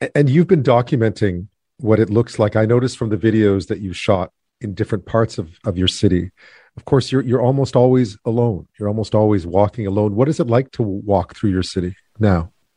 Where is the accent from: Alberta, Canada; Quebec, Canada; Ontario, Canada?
Quebec, Canada; I grew up in Quebec